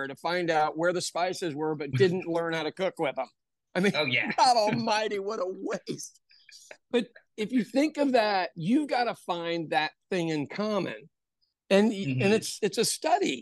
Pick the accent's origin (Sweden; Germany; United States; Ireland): Ireland; As an Irish person